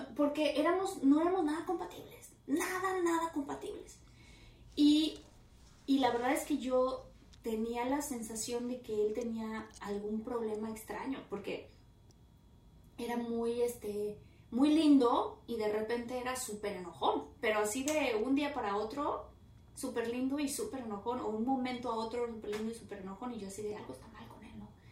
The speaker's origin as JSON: {"language": "Spanish", "country": "Mexico", "said": "Y como mexicana"}